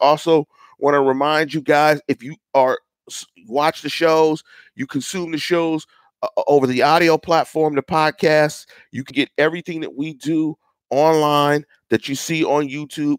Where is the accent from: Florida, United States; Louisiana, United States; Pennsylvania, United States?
Pennsylvania, United States; Pittsburgh; I'm from Pittsburgh and I'm from the North Side, and I actually am from a neighborhood that's probably a seven minute to 10 minute walk from Heinz Field